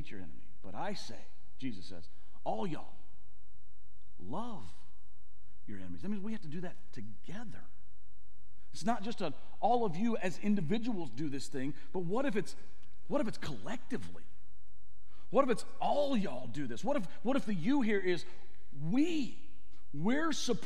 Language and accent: English; the South, United States; I grew up in the South